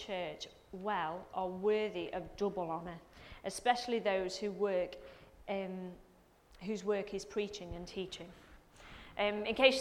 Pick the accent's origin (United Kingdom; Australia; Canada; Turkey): United Kingdom; England; we're English